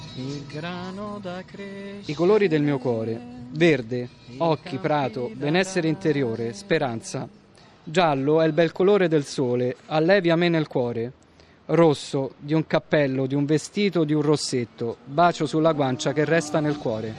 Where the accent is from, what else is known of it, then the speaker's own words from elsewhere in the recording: Rome, Lazio, Italy; Io ho sempre vissuto qua, anche se in realtà sono nato in, eh, Viale Angelico, in zona Prati